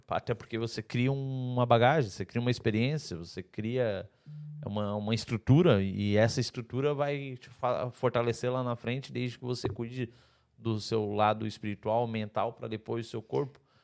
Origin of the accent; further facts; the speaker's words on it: Santa Catarina, Brazil; moved away as an adult; now in Portugal; Santa Catarina, eu sou de Santa Catarina, é igual Portugal